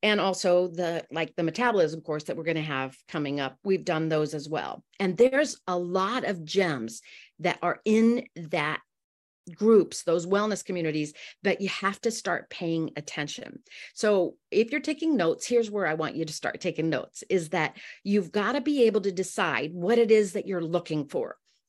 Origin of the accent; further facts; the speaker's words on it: Amsterdam, North Holland, Netherlands; And I'm so thrilled to be with you guys, even if I'm from Amsterdam.